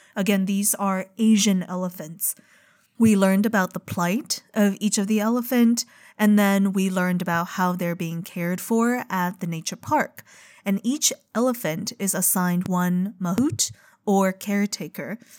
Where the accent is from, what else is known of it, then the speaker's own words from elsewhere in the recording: China; moved away; growing up in China